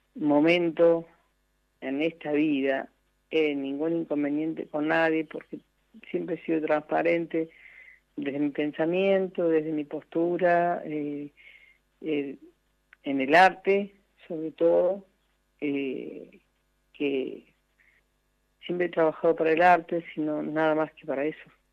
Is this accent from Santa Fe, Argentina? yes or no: no; Merlo, San Luis, Argentina; he estado en, en la villa de, mi, de mi región, mi pueblo